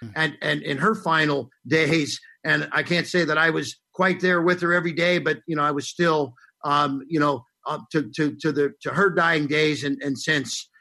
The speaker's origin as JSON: {"language": "English", "town": "Cincinnati", "region": "Ohio", "country": "United States", "tie": "born or raised there", "said": "I went to Cardinal Pacelli grade school, which was a Catholic a school in Cincinnati, Ohio"}